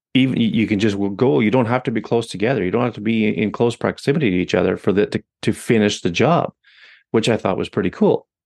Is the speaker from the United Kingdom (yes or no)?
no; Canada; I'm Canadian